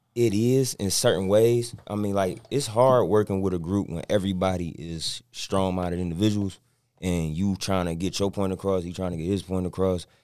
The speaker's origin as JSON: {"language": "English", "town": "Inkster", "region": "Michigan", "country": "United States", "tie": "born or raised there", "also_born_or_lived": "Detroit", "said": "everybody my age I grew up with was in Inkster"}